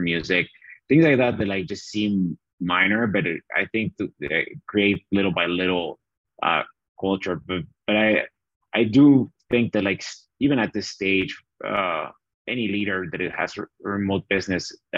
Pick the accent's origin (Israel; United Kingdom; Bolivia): Bolivia; accent: Southern Hemisphere accent; moved away as an adult; also born or lived in Chattanooga, Tennessee, United States; now in United States; I had the fortune of being born in America. So I grew up in Bolivia